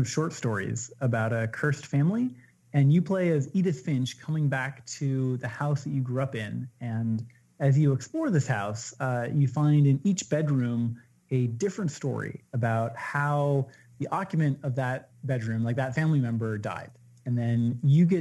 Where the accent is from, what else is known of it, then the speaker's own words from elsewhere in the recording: Washington, United States; growing up in Washington State, where you're surrounded by the vastness of the natural world